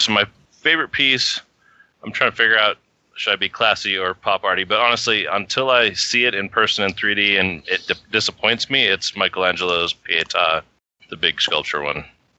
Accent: Denver, Colorado, United States; I'm from Denver, Colorado.

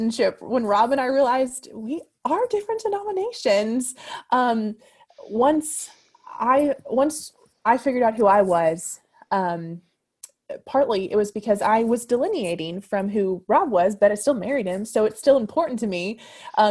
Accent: Louisville, Kentucky, United States; I had a really unique, unique experience growing up in Louisville

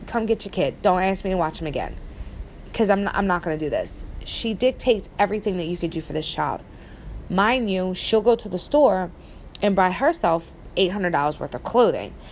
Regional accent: New Jersey, United States; moved away; where I grew up in Jersey

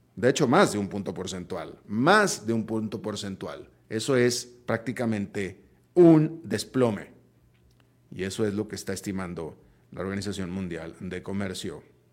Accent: Mexico; Mis propios hijos, mis hijos son estadounidenses de nacimiento y siguen viviendo en Estados Unidos, pero son hijos de mexicanos.

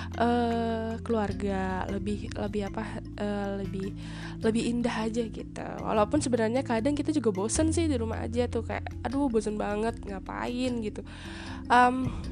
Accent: Palembang, South Sumatra, Indonesia; aku kan orang Palembang banget nih aku I'm proud to be Palembang nis

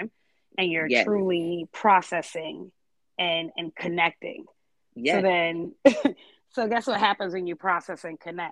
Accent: Boston, Massachusetts, United States; moved away as an adult; also born or lived in Georgia; I grew up in Boston

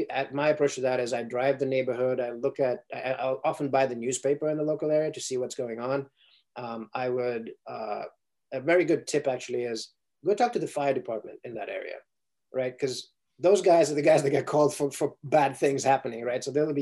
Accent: Ukraine; English is a second language; also born or lived in Sierra Leone; now in United States; first of all, I didn't grow up in the United States, right? So I grew up in Ukraine and Sierra Leone, West Africa.

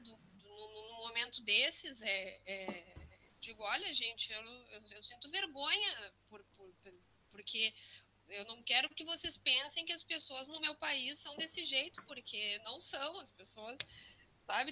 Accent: Rio Grande do Sul, Brazil; moved away as an adult; now in Valencia, Spain; sou gaúcha e sou mestre em história pela URGS, né? Então, estou um pouco distante, mas venho do Rio Grande do Sul

